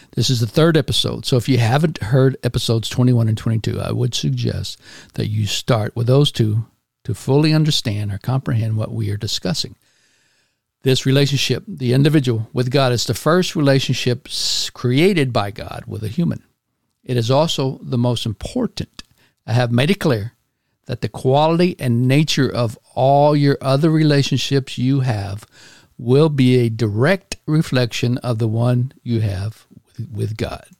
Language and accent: English; Houston, Texas, United States; moved away as an adult; my hometown of Houston, Texas